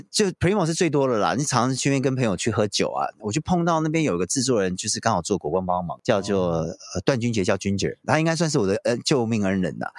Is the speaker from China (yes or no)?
no; South Korea; Chinese is a second language; 我在韩国，因为我是韩国人，所以我做的话，其实女生就过来聊天了